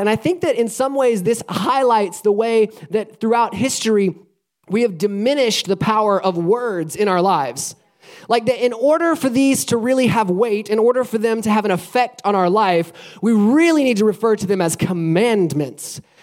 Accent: Alabama, United States; moved away as an adult; now in Florida, United States; I grew up in Alabama and I've lived in Florida for the last uh, 14 years or so

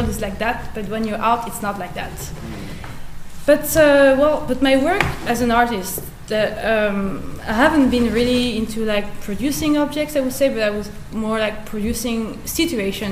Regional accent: France; moved away as an adult; now in Norway; I was born in France. I'm French Algerian, and I've been living in Norway for 5 years and a half

